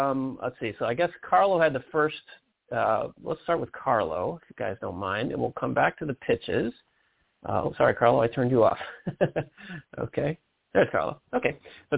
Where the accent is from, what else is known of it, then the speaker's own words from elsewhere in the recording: Detroit, Michigan, United States; I'm from Detroit myself